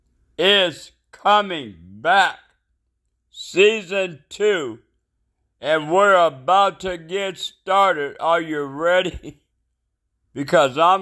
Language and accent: English; United States; since I'm in America and I'm American